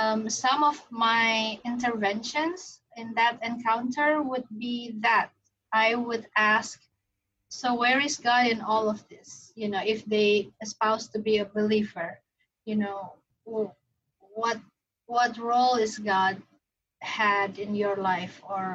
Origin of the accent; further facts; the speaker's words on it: Indonesia; English is a second language; moved away as an adult; also born or lived in Singapore; now in United States; I was born and raised a Muslim. Originally, I'm from Indonesia. I have lived in the U.S. for over, this February would be 22nd. So still half of my life I lived outside the US, in Asia, Indonesia, and Singapore.